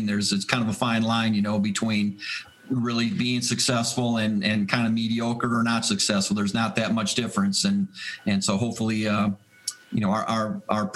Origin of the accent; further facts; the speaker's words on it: Green Bay, Wisconsin, United States; now in Buffalo, United States; I grew up in Green, Wisconsin